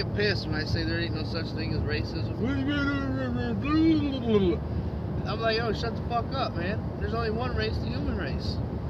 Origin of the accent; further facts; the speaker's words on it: United States; I'm a fucking American. I was born in America, I'm American.